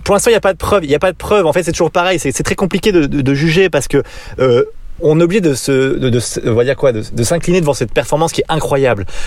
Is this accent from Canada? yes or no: no; France; on est français